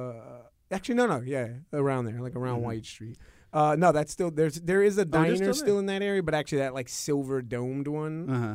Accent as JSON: {"language": "English", "region": "New York", "country": "United States", "tie": "born or raised there", "said": "I did grow up in New York and obviously I remember parts of the 80s when I was a little bit older. Obviously, most of my formative youth was in the 90s"}